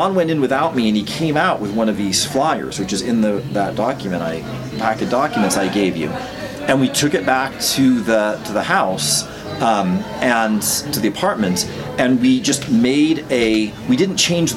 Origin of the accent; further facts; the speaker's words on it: United States; as an American